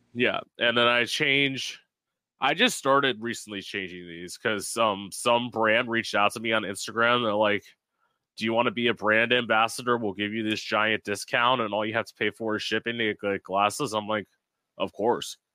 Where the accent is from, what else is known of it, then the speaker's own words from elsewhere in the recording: Florida, United States; I lived in Florida my whole life